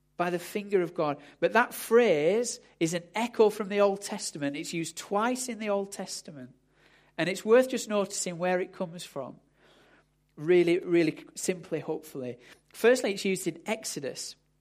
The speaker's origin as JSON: {"language": "English", "country": "United Kingdom", "said": "we're, we're British"}